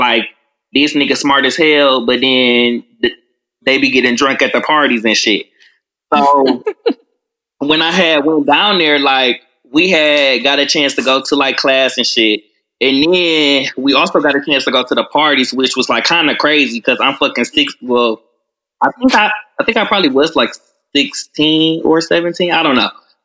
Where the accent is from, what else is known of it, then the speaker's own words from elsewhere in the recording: Detroit, Michigan, United States; also born or lived in Washington, D.C.; I am born and raised in Detroit, went to Renaissance